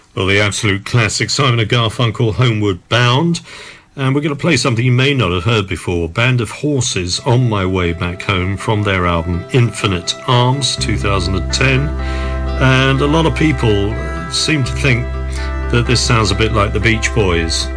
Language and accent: English; Southend-on-Sea, East of England, United Kingdom; I come from Southend, so I know Brentwood reasonably well.